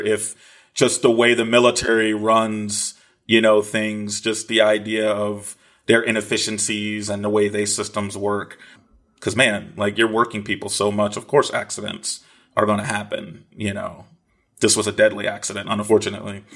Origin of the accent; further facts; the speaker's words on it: East Coast, United States; now in Los Angeles, United States; I'm from, I'm from the East Coast